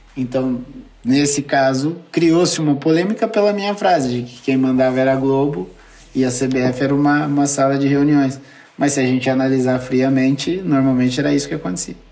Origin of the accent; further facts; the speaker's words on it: Brazil; moved away as an adult; also born or lived in Turkey; eu sou brasileiro